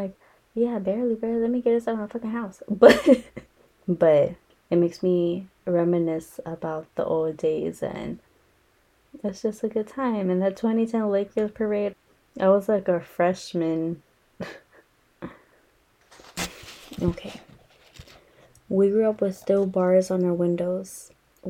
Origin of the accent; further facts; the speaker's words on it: Los Angeles, California, United States; also born or lived in San Fernando Valley, California; I grew up in Echo Park, Elysian Park, and it used to be a rough area.